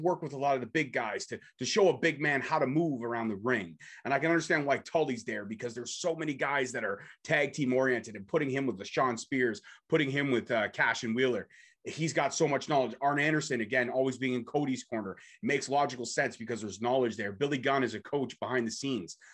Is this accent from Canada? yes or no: yes; Toronto, Ontario, Canada; I'm from Toronto